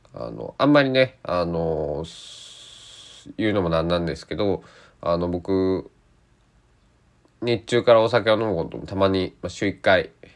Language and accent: Japanese; Kochi, Japan; 僕の地元高知県内